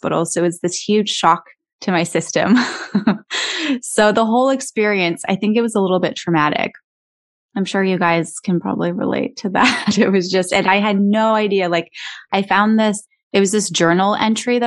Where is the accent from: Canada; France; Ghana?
Canada; moved away as an adult; also born or lived in Los Angeles, United States; I grew up in Canada. And I moved to the United States when I was 24